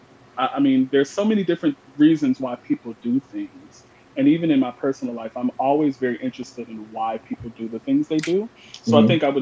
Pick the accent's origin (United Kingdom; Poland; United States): United States; Chicago, Illinois; I'm from Chicago, Illinois.